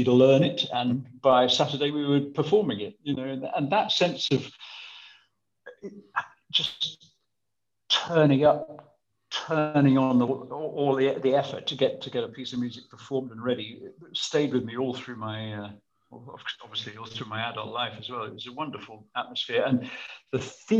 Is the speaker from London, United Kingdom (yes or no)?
no; Birmingham, West Midlands, United Kingdom; also born or lived in Sutton Coldfield; Well, it was thanks to Birmingham schools. Actually, it wasn't Birmingham. It was Sutton Coldfield by then because we'd moved out of Birmingham. We were in Sutton Coldfield and it was the local infant school